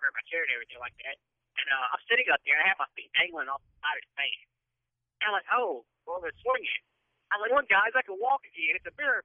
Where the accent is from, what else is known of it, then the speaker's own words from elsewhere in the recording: Louisiana, United States; I'm from Louisiana